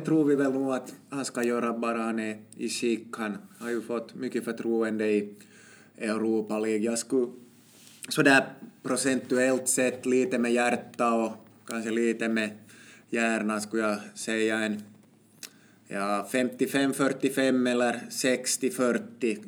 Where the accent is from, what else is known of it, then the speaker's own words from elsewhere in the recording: Finland; vi är ju finländare